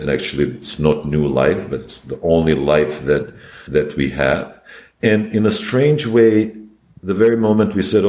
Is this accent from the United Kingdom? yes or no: no; Belgrade, Serbia; moved away as an adult; also born or lived in Yugoslavia; now in New York, United States; I'm from Belgrade.